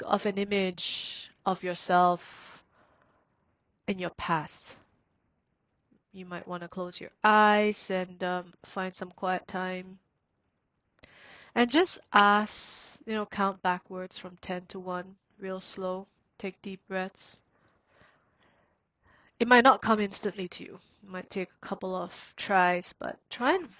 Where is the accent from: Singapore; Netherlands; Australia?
Singapore; born or raised there; also born or lived in Myanmar